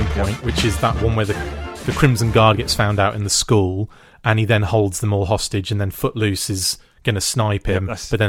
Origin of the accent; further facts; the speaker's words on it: Germany; born there; I was born in West Germany, so instantly I had this connection with Airtight